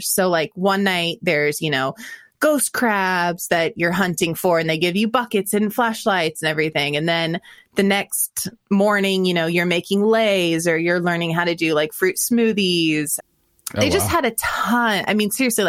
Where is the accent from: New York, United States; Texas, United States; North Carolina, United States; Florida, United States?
Florida, United States; I grew up eating a lot of gator tail because I grew up in Florida